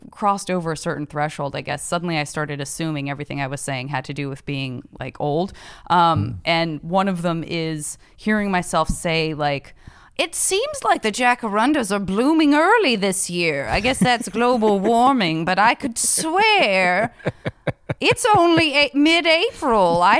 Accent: Arizona, United States; I'm from Arizona.

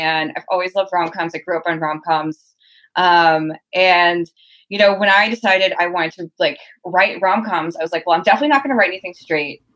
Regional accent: Southern Louisiana, United States; moved away; I'm from like the deep South. I'm from Southern Louisiana

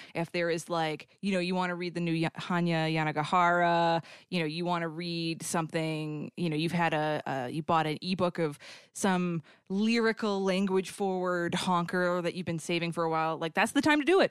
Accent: Boston, Massachusetts, United States; I'm from the Boston area

